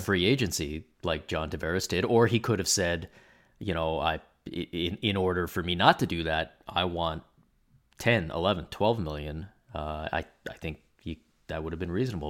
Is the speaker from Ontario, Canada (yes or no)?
yes; Toronto, Ontario, Canada; moved away; I grew up in Toronto